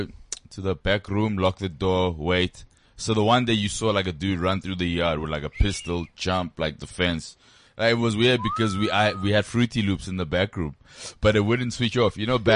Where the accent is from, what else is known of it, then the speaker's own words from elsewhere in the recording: Johannesburg, Gauteng, South Africa; I'm from Joburg.